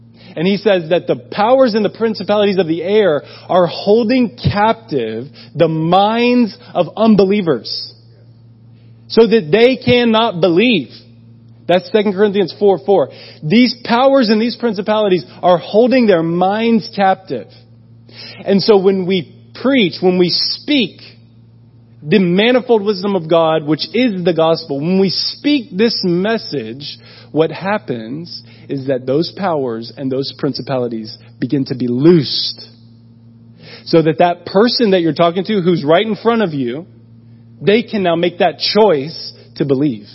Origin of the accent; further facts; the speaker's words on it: United States; moved away as an adult; I'm from America